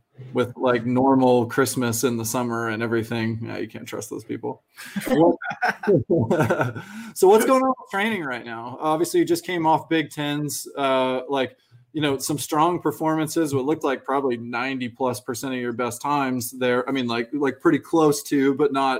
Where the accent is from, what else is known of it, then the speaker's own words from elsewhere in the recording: the South, United States; now in California, United States; I grew up in the South